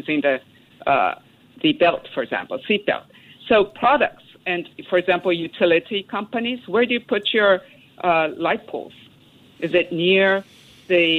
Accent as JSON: {"language": "English", "region": "Tokyo", "country": "Japan", "tie": "born or raised there", "said": "I come from Japanese family, and I was brought up in Tokyo"}